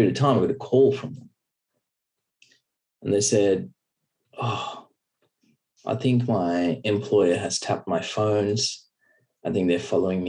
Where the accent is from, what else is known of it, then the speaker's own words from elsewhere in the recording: Byron Bay, New South Wales, Australia; I grew up in Byron Bay, which is a small seaside town